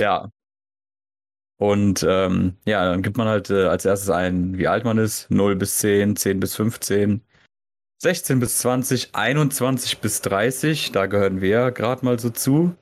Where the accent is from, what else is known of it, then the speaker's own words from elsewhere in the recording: Germany; wir halt als Deutsche